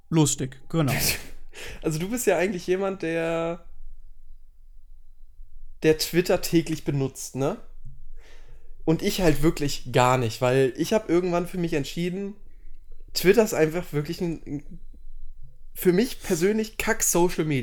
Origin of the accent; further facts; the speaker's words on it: Germany; wir sind Deutsche, wir sind weiß.